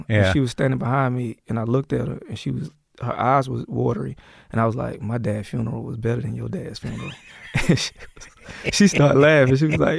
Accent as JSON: {"language": "English", "town": "Atlanta", "region": "Georgia", "country": "United States", "tie": "born or raised there", "also_born_or_lived": "Athens, Georgia / Tennessee", "moved": "as an adult", "said": "I grew up in Atlanta, yeah. Born in Athens, Georgia."}